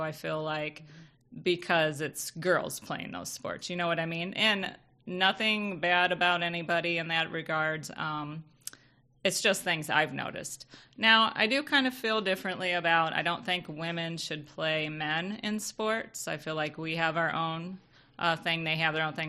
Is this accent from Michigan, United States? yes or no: yes; Michigan, United States; we grew up in Michigan